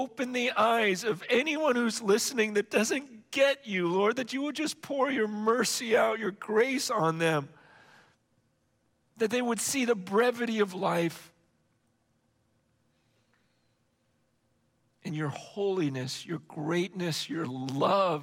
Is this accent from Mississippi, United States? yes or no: no; Stockton, California, United States; also born or lived in San Francisco / Hong Kong; Then I came back to the States, we're living in Stockton.